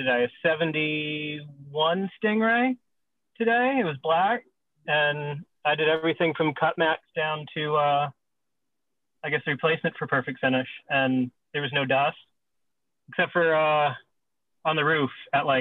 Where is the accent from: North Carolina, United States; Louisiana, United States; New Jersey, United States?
North Carolina, United States; Charlotte; also born or lived in Florida; now in Texas, United States; I grew up in Charlotte